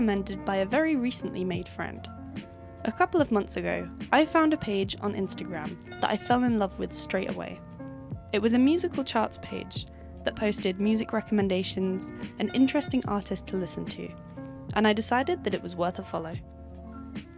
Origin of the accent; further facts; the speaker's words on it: England, United Kingdom; accent: very English; now in Chile; my very English accent